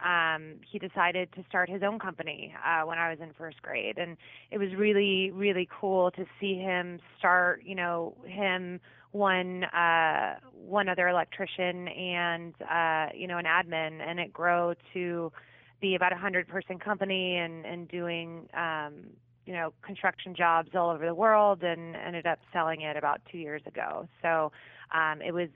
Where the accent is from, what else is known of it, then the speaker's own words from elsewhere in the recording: D.C., Virginia, United States; now in Los Angeles, United States; I actually grew up in Virginia, right near Washington, D.C.